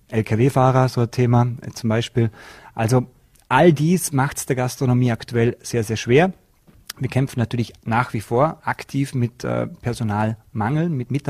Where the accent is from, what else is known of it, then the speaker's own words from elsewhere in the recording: Austria; da bei uns in Österreich der Warenkorb für die Inflation auch gastronomieanteilig höher ist als in manchen anderen Ländern.